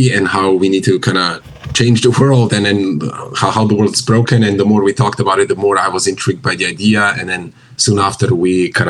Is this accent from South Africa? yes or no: no; Slovenia; moved away as an adult; now in Silicon Valley, United States; Originally, I'm from Slovenia.